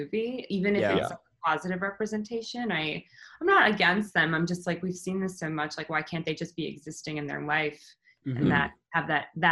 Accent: Canada; I'm Canadian

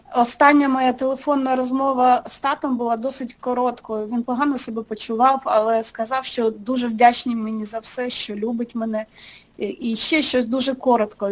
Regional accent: Pervomaisk, Mykolaiv Oblast, Ukraine; moved away as an adult; also born or lived in Kyiv, Ukraine; now in Los Angeles, United States; я зі славного містечка Первомайська, раніше це називалося е, Голта

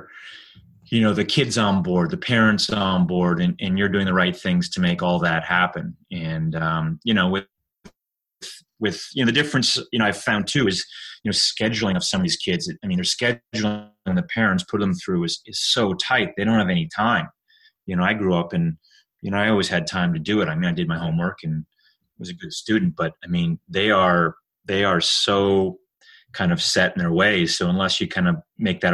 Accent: Calgary, Alberta, Canada; moved away as an adult; also born or lived in Cincinnati; now in Buffalo, United States; I grew up in Calgary

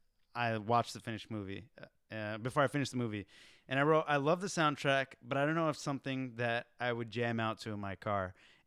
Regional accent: Texas, United States; moved away as an adult; now in Los Angeles, United States; I was born in Texas, but I'm Pakistani. I was born in the U.S.

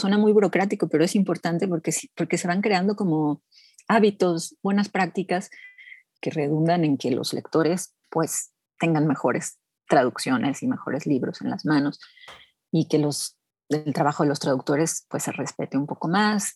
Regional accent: Mexico City, Mexico; yo me identifico bastante como chilanga, en realidad nací en la Ciudad de México y aquí he vivido toda mi vida

